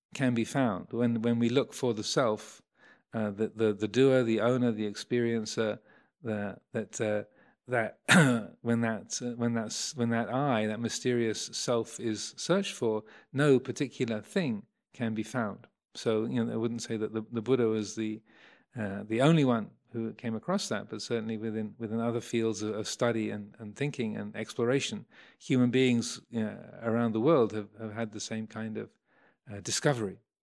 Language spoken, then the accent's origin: English; Kent, South East England, United Kingdom; also born or lived in London; I was born in Kent, nineteen fifty-six